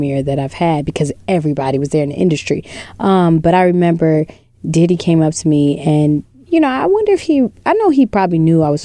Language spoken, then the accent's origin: English; East Orange, New Jersey, United States; I'm from East Orange, New Jersey.